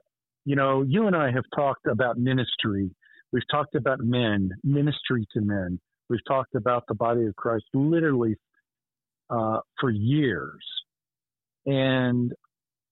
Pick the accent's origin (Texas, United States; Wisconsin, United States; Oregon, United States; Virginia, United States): Virginia, United States; Arlington; as a young one growing up in Arlington, Virginia